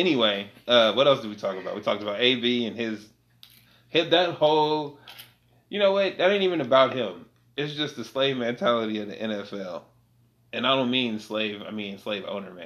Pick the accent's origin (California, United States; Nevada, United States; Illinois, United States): California, United States; I'm from California, nigga. I live by Oakland